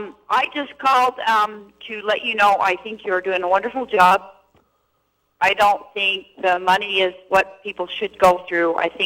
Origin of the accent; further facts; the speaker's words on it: Utah, United States; I grew up in Utah.